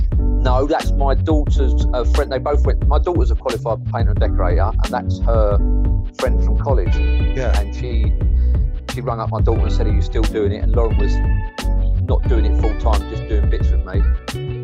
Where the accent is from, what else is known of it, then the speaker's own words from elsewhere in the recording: London, United Kingdom; I'm from East End of London